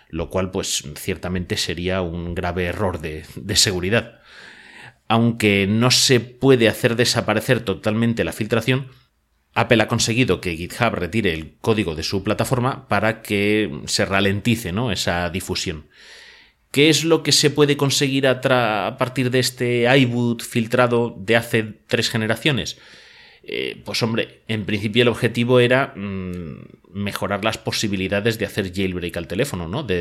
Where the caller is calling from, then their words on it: Madrid, Community of Madrid, Spain; os hablo desde Madrid, en España.